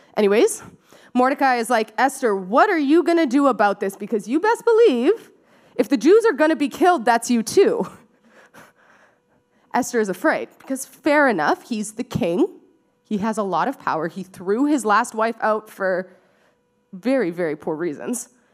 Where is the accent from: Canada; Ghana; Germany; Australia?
Canada; Surrey, British Columbia; now in Vancouver, Canada; I grew up in Surrey. Uh, so really close to here, just down, down the highway